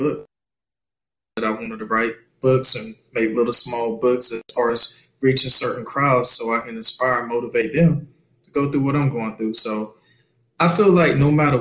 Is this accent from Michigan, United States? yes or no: no; North Florida, United States; moved away as an adult; also born or lived in San Diego, California; now in California, United States; So I'm originally from North Florida, a little small town called Kerrville, Florida, which is close to the outskirts of Panama City. Grew up there my whole life